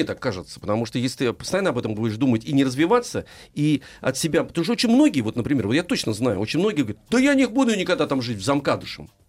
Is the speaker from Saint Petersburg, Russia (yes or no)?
no; Moscow, Russia; Здравствуйте, я коренная москвичка, моей бабушке 97, маме 70.